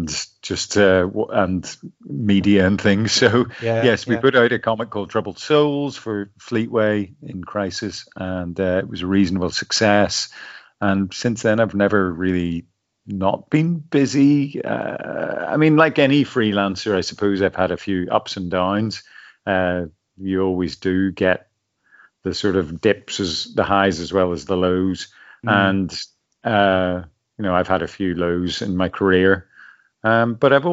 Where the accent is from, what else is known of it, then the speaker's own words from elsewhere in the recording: Belfast, Northern Ireland, United Kingdom; I'm from Belfast originally